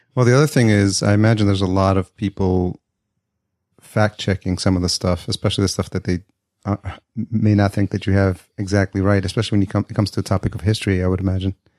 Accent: New York, United States; also born or lived in Atlanta, Georgia; now in Los Angeles, United States; I grew up in New York and now I'm living in Los Angeles

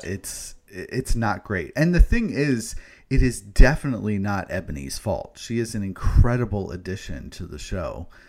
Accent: New York City, New York, United States; being a New Yorker myself

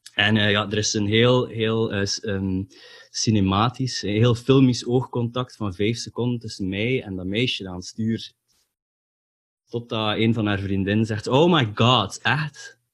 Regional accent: Ostend, Flanders, Belgium; now in Bredene, Belgium; ik ben in Oostende geboren. En ik heb daar ook eh, het nodige aantal dagen gesleten in een of ander katholiek college

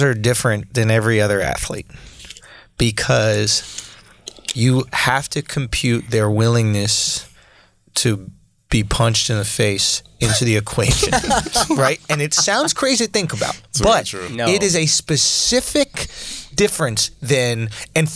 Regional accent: United States; We're from America

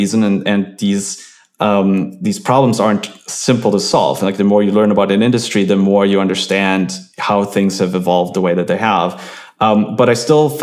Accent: Germany; moved away; I'm from Germany, we had BTX

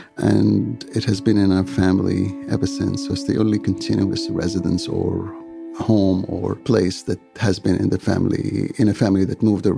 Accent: Egypt; born or raised there; also born or lived in Yemen; now in Vancouver, Canada

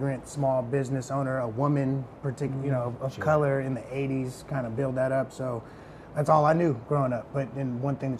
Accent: Los Angeles, California, United States; born or raised there; also born or lived in Detroit, Michigan

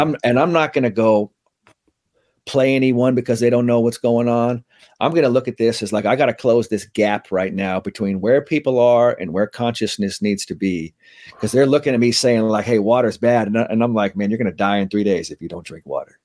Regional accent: San Francisco, California, United States; I grew up in, uh, San Francisco, so that's where I'm kinda, that's where I'm raised, went to, you know, grammar school, middle school, high school in San Francisco

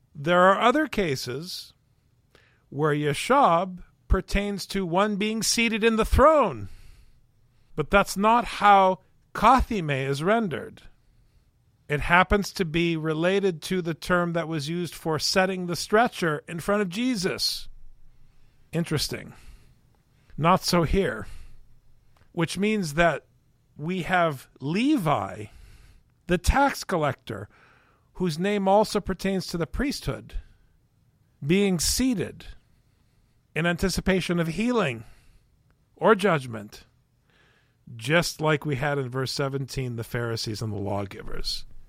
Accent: Saint Paul, Minnesota, United States; I am a punk from the West Side

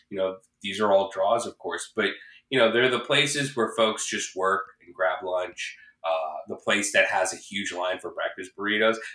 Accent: Midwest, United States; moved away as an adult; now in Los Angeles, United States; I'm originally from the Midwest. I came to Los Angeles to chase a dream in entertainment. I studied theater at USC.

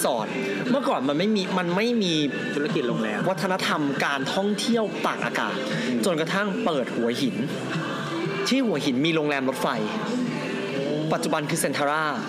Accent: Phichit, Thailand; moved away; กลับบ้านที่พิจิตร

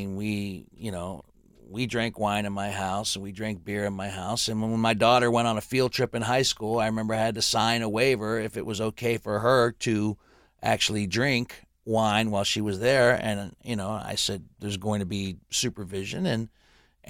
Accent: the Ohio Valley, United States; I grew up in the Valley, where if you were 18, you could cross the river and go to West Virginia

